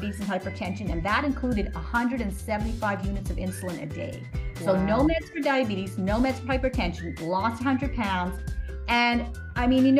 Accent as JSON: {"language": "English", "town": "Montreal", "region": "Quebec", "country": "Canada", "tie": "born or raised there", "also_born_or_lived": "Toronto", "moved": "as an adult", "said": "I grew up in Canada, in Montreal."}